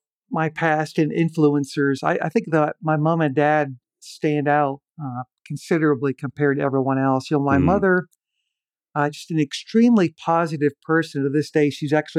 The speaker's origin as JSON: {"language": "English", "region": "Pennsylvania", "country": "United States", "tie": "born there", "said": "I was born in Western Pennsylvania in the greater Pittsburgh area, really at the very beginnings of the Rust Belt era."}